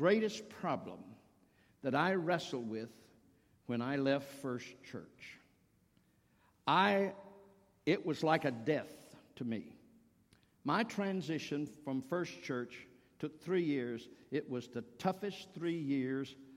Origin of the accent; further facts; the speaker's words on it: the South, United States; moved away as an adult; also born or lived in Virginia; now in Cincinnati area, United States; I'm from the South